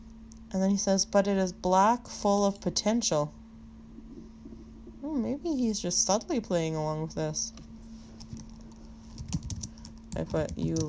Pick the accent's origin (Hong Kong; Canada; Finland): Canada; Western Canada; I just said I was from West Canada, the west side of Canada.